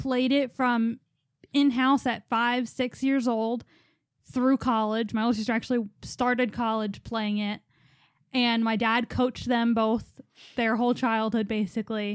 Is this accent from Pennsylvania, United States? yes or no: yes; Philadelphia, Pennsylvania, United States; we're from Philly